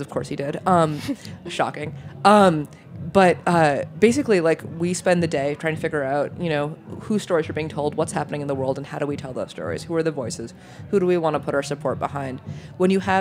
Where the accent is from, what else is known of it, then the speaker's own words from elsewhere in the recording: New York, United States; also born or lived in Michigan / Germany; I'm a New Yorker. I've been a New Yorker since I was six, which does not count me as a real New Yorker, but I still stand by it